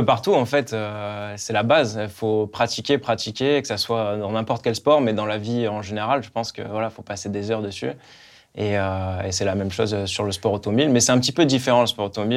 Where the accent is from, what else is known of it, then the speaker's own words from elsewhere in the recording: France; on était deux Français, Esteban et moi